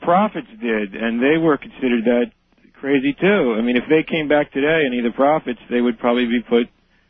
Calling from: King of Prussia, Pennsylvania, United States; I'm calling from King of Prussia, Pennsylvania.

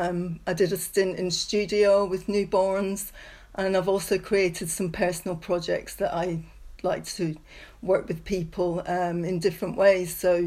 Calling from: Leamington Spa, West Midlands, United Kingdom; I'm calling from Leamington Spa in the UK.

